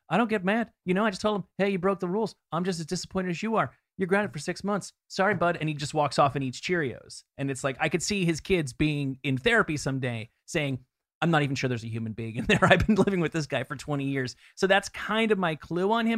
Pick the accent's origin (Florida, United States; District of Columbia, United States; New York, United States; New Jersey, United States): New Jersey, United States; I'm from New Jersey, but I never spent a lot of time there.